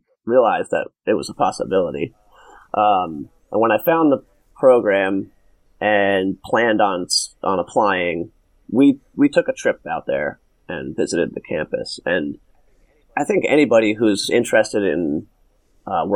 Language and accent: English; Montville, New Jersey, United States; I grew up in northern New Jersey, about like half an hour outside of Manhattan, in a town called Montville.